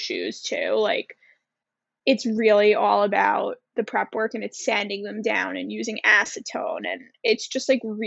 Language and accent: English; Cold Spring Harbor, New York, United States; I grew up, and I'm from Cold Spring Harbor